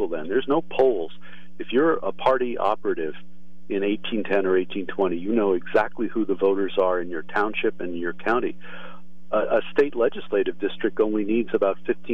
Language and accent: English; Lewisburg, Pennsylvania, United States; I grew up in Lewisburg